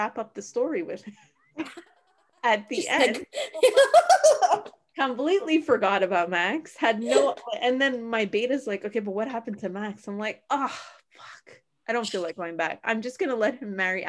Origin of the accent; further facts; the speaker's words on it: Canada; I'm Canadian